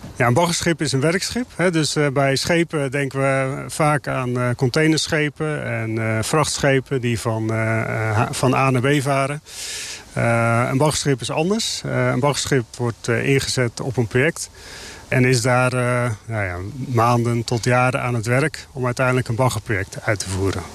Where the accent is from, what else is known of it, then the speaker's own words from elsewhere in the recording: Netherlands; onze historie als Hollanders